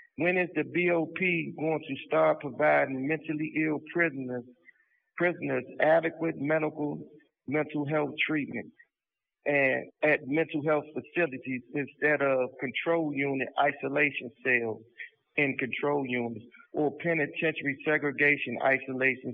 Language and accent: English; Washington, District of Columbia, United States; I am from Washington, D.C.